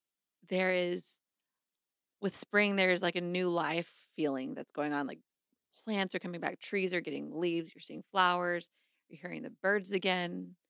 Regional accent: Texas, United States; I grew up in Texas.

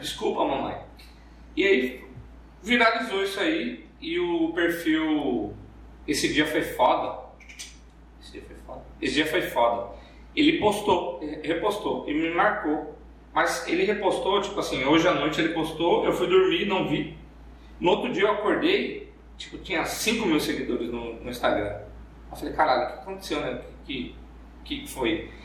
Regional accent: Cuiabá, Mato Grosso, Brazil; accent: cuiabano; tenho sotaque cuiabano, mas não é tão apertado quanto nos vídeos

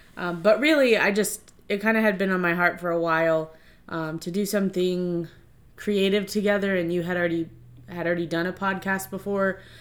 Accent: Hartwood, Virginia, United States; I was born and raised in Stafford County, Virginia, um, specifically Hartwood

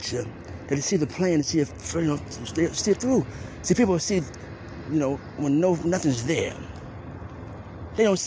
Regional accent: Cleveland, Ohio, United States; I'm from Cleveland Heights

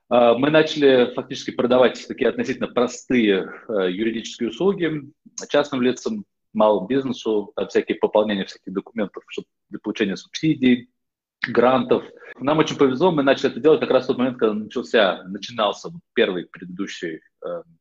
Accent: Netherlands; also born or lived in Moscow, Russia / United States; Я родился в Москве, почему я говорю по-русски. В раннем детстве, еще в советское время, мои родители приехали в США. Я там жил в детстве. В какой-то момент оказался еще в довольно раннем детстве в Нидерландах, где, в общем, мой дом, где я прожил почти всю жизнь.

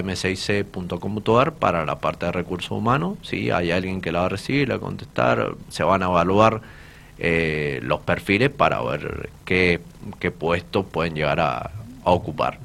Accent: Polucina, Mendoza, Argentina; soy de Polucina, soy de una familia muy humilde, soy de los monobloc

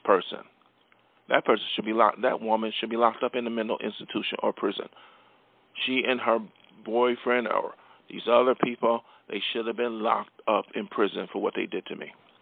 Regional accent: Buffalo, New York, United States; from my hometown of Buffalo, New York, I came from humble beginnings

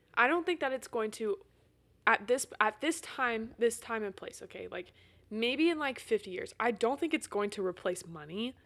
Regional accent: Carthage, Missouri, United States; in my hometown

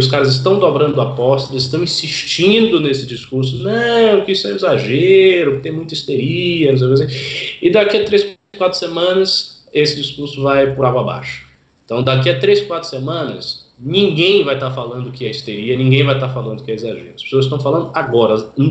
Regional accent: Salvador, Bahia, Brazil; Aí em Salvador, o prefeito lá que eu, que eu acompanho bem, que é minha terra, né

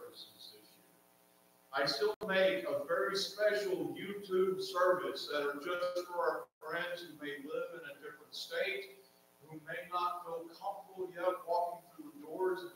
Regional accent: Martinsville, Virginia, United States; accent: southern; I was born in Martinsville, Virginia, the southeast. I sit on top of North Carolina. I'm going to share with you my southern dialect

